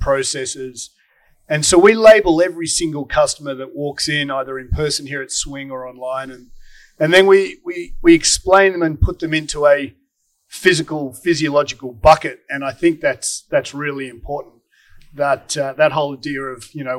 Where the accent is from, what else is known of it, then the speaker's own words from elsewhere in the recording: Australia; now in United States; as an Aussie